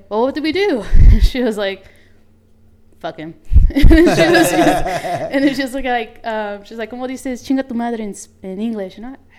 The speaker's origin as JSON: {"language": "English", "town": "Salt Lake City", "region": "Utah", "country": "United States", "tie": "born or raised there", "second_language": "English", "said": "I was born and raised in Salt Lake."}